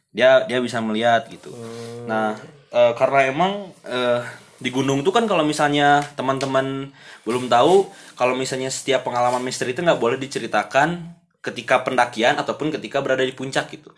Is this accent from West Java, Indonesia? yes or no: yes; Padalarang, West Java, Indonesia; Saya kan berasal dari Padalarang